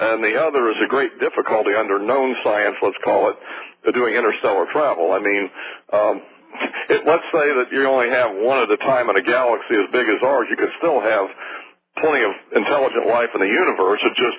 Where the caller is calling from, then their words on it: Fort Worth, Texas, United States; Fort Worth.